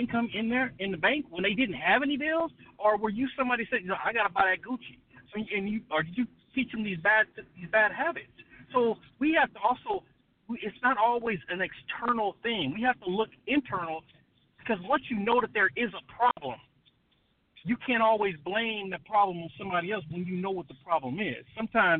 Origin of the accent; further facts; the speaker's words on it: Compton, California, United States; moved away; I grew up in Compton, and I tell you, when I grew up in Compton, it was drive-bys